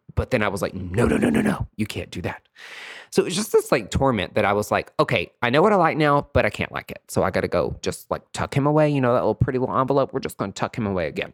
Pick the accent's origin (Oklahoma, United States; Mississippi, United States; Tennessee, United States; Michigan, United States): Tennessee, United States; East; moved away; I'm away from East Tennessee